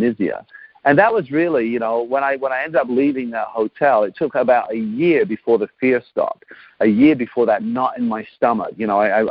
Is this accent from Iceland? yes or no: no; England, United Kingdom; moved away as an adult; now in Canada; I grew up in England. I grew up on a council estate